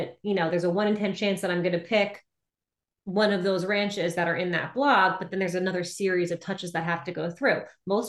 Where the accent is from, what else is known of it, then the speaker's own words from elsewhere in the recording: United States; I'm American